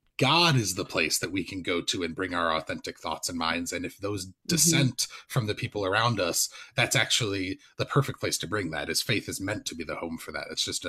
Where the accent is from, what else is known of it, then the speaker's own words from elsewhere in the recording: Evanston, Illinois, United States; especially where I grew up in Evanston.